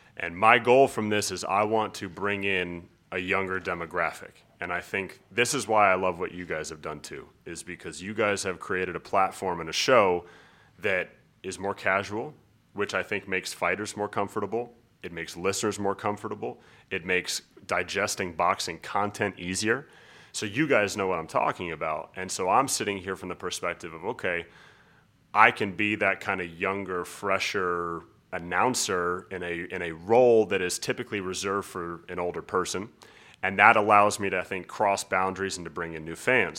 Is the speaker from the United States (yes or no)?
yes; Colorado, United States; also born or lived in San Diego, California; I was born in San Diego, California. but I've lived in Colorado my whole life